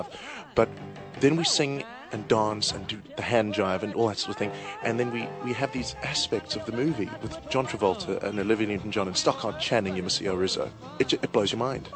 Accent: Johannesburg, Gauteng, South Africa; I'm from Johannesburg, South Africa

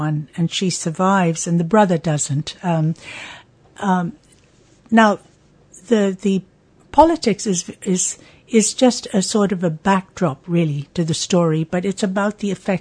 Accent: Myanmar; moved away as an adult; also born or lived in Washington, D.C., United States; now in England, United Kingdom; I live in England now, but I grew up in Burma. I spent all my life in Burma till the age of 20, and then I moved to the United States

